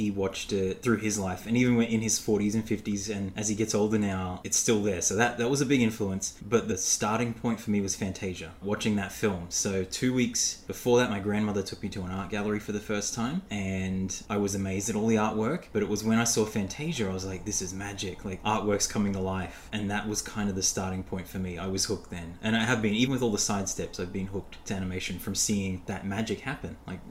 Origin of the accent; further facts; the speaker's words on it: Brisbane, Queensland, Australia; moved away as an adult; now in United States; I'm originally from Brisbane, Australia. So for people who don't know, that's north of Sydney, kind of in the middle on the east coast of Australia.